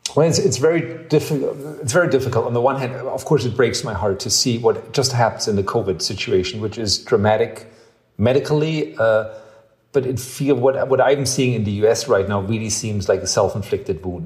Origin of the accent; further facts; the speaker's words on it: Ludwigsburg, Baden-Württemberg, Germany; also born or lived in Vaihingen / New York; now in Berlin, Germany; I grew up in Ludwigsburg, which is a little um, uh, uh, uh like two towns over.